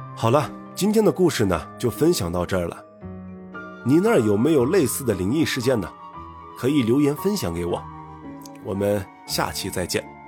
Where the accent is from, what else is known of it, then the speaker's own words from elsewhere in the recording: Northwest China, China; 一个土生野长的西北大汉…